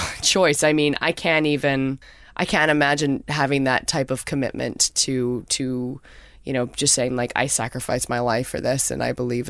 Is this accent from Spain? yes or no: no; Canada; I'm Canadian